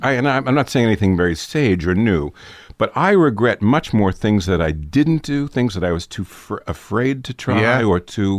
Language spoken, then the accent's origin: English; New York City, New York, United States; I grew up in New York City. My parents were both also born and bred in New York.